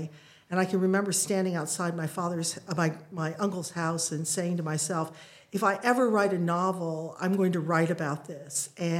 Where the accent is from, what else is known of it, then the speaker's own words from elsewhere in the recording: Akron, Ohio, United States; now in London, United Kingdom; I grew up mainly in Akron, Ohio, which is in the Midwest of the United States.